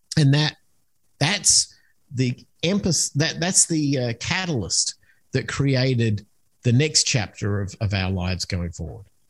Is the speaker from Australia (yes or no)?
yes; Australia; moved away as an adult; also born or lived in United States; I'm originally from Australia, so that's where the accent comes from.